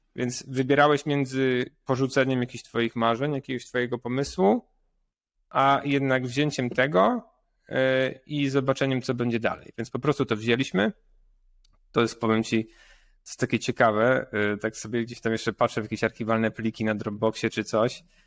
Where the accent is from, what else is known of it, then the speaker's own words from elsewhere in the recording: Poland; jestem pur entrepreneur z Polska